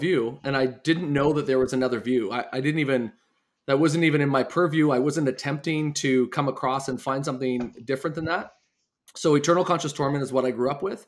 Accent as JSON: {"language": "English", "town": "Winnipeg", "region": "Manitoba", "country": "Canada", "tie": "born or raised there", "also_born_or_lived": "Steinbach", "said": "So I grew up here in Winnipeg, and then I moved to Steinbach for 11 years"}